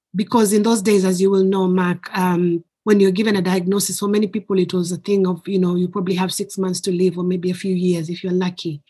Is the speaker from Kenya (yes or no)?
yes; Kenya; now in United Kingdom; I am originally from Kenya, but I've lived in the UK for more than half my life.